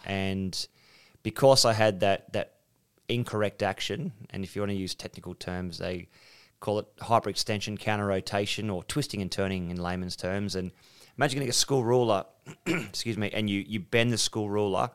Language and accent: English; South Coast, two hours out of Sydney, New South Wales, Australia; I was born on the South Coast, two hours out of Sydney, had some wonderful teachers